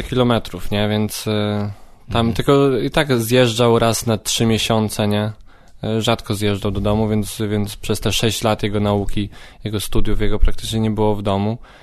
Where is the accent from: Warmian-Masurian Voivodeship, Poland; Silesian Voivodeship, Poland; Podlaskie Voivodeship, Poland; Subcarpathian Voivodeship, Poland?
Subcarpathian Voivodeship, Poland; Radymno; moved away as an adult; now in Kraków, Poland; Urodziłem się w Radymnie na Podkarpaciu